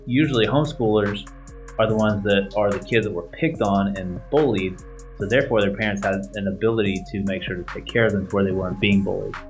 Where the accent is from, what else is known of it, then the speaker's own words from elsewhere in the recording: South Side, Oklahoma, United States; I grew up on Southside